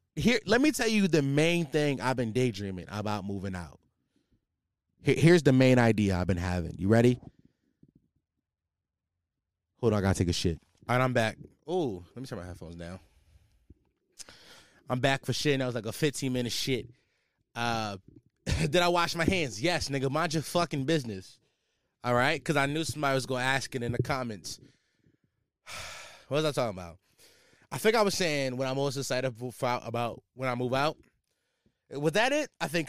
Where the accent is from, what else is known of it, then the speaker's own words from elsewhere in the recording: Philadelphia, Pennsylvania, United States; Yo, I'm from Philly, so I be seeing like all the little young boys be shaking that shit.